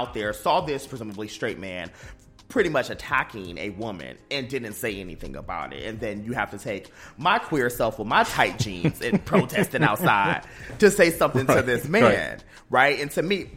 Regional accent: United States; also born or lived in North Carolina / Ohio; now in Washington, D.C., United States; I grew up in Ohio and in North Carolina

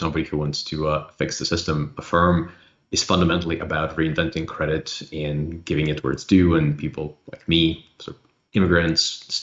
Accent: Ukraine; also born or lived in Illinois; now in United States; where I grew up in Soviet Union

